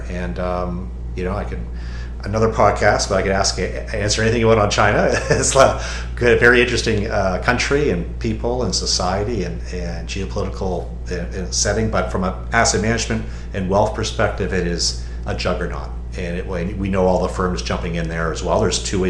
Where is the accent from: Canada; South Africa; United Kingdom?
Canada; now in United States; I'm from Canada originally. I'm Canadian American. I'm a bit of a mutt, but I'm from Canada originally, and I'm also American. I now reside in the U.S.